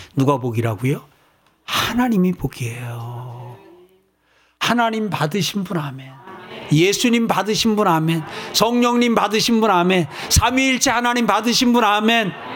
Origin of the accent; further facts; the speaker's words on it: South Korea; 여러분과 제가 대한민국에 태어났어요